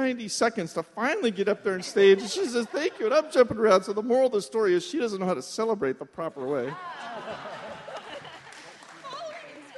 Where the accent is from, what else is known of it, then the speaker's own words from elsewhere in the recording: Florida, United States; We're from Florida.